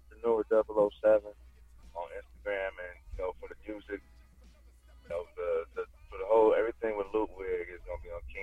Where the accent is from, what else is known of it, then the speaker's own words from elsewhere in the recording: Cincinnati, Ohio, United States; I'm from Cincinnati, Ohio